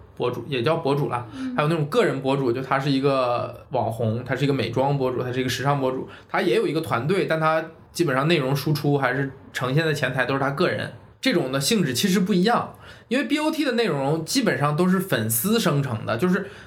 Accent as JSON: {"language": "Chinese", "country": "China", "said": "我们中国人"}